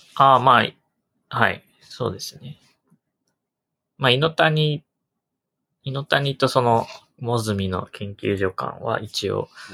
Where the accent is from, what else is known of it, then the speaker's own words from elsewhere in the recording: north of Utsunomiya, Tochigi, Japan; moved away; より北の、はい、もっと田舎出身なんで。